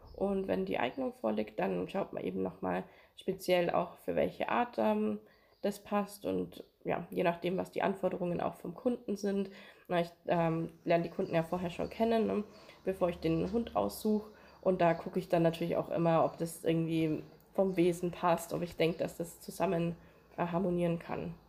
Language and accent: German; Amberg, Bavaria, Germany; ich bin hier in Amberg auch aufgewachsen